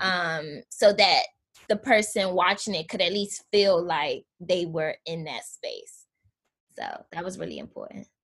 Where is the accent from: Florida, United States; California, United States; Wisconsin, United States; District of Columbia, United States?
District of Columbia, United States; Washington; moved away; I grew up in Southeast DC. Um, my parents still live in the Anacostia neighborhood